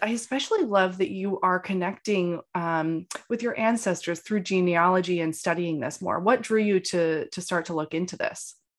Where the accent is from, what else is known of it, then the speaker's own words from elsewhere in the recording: Maine, United States; moved away; I'm home in Maine in my hometown